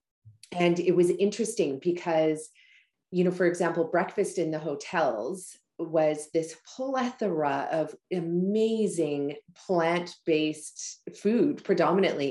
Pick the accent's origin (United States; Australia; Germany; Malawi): Malawi; moved away; my home country in Malawi, Africa